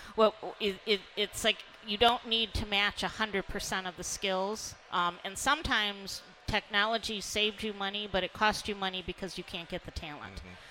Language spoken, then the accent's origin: English; Detroit, Michigan, United States; I grew up in Detroit